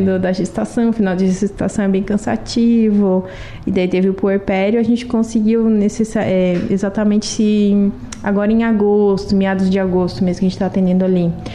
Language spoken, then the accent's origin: Portuguese; Lauro Müller, Santa Catarina, Brazil; Nascida e criada em Lauro Miller. E continuo aqui.